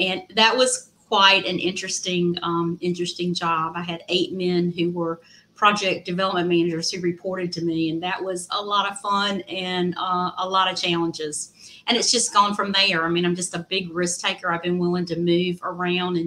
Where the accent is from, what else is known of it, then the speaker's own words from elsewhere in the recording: Southwest Virginia, United States; moved away as an adult; now in Raleigh, United States; where I grew up in Southwest Virginia